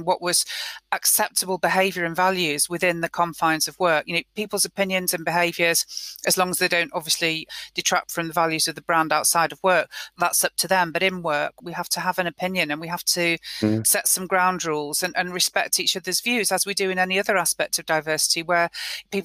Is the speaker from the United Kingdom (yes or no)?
yes; United Kingdom; We're British.